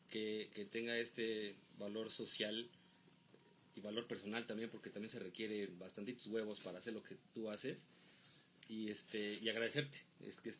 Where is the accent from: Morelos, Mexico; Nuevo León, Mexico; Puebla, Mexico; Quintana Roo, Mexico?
Puebla, Mexico